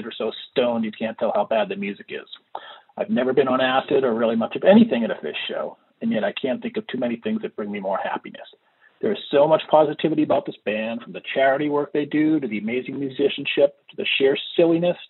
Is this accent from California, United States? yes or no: no; Natick, Massachusetts, United States; I'm from Natick, Massachusetts